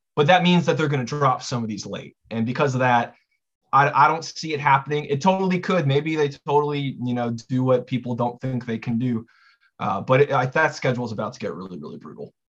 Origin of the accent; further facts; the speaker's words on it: Southern California, United States; I'm from Southern California